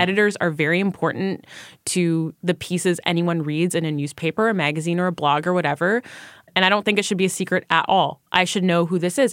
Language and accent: English; Canada; I am Canadian. Currently, I mostly work in the United States